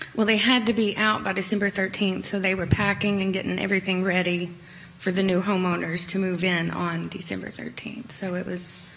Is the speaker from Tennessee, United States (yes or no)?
yes; Kingsport, Tennessee, United States; moved away as an adult; also born or lived in upstate New York; now in New York, United States; I'm from Kingsport, Tennessee. Um, born and raised.